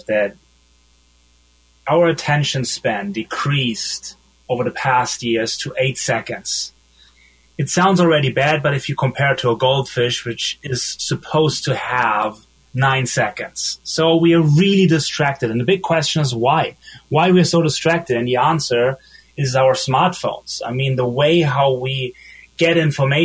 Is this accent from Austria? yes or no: no; Germany; accent: German; English is a second language; moved away as an adult; also born or lived in Munich / Berlin / Los Angeles; I'm from Germany, like you probably hear from my accent.